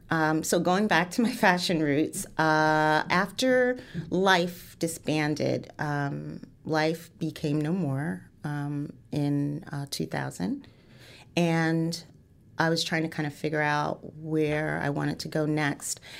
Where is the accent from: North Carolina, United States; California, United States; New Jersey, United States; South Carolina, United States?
New Jersey, United States; East Orange; also born or lived in Fort Deposit, Alabama; I grew up uh, in East Orange, New Jersey, all, all around New Jersey. Um, I was born in Fort Deposit, Alabama, where both my parents are from and met.